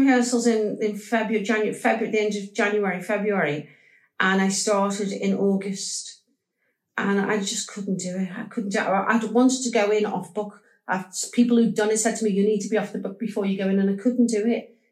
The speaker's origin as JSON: {"language": "English", "town": "Liverpool", "region": "North West England", "country": "United Kingdom", "said": "I'm a Scouser"}